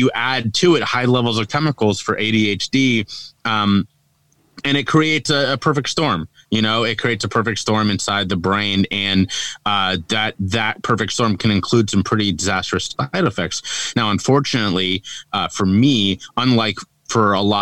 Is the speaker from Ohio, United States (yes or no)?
yes; Cincinnati, Ohio, United States; now in Charleston, United States; I'm from Cincinnati, Ohio, born and raised there. I currently live in Charleston, South Carolina